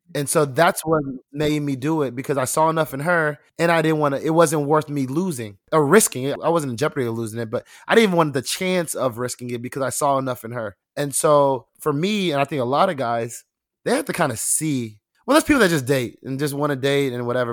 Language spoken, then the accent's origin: English; Nigeria; Me being Nigerian